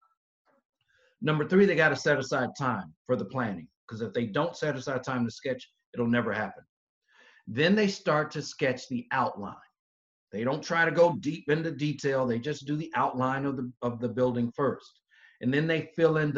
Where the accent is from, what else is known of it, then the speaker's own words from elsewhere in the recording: the South, United States; I'm from the South, so I say niche